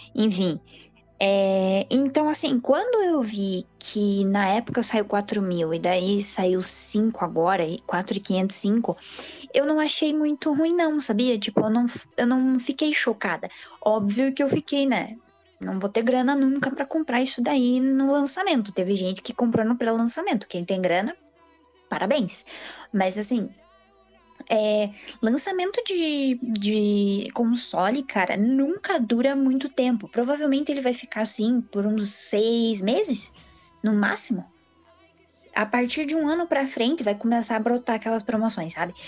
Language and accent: Portuguese; Brazil; nós, como brasileiros